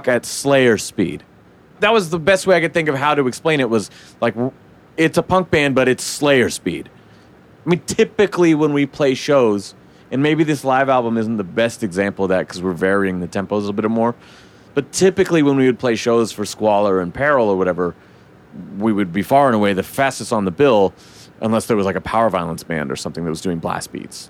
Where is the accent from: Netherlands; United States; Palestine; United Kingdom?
United States; Eugene, Oregon; my hometown of Eugene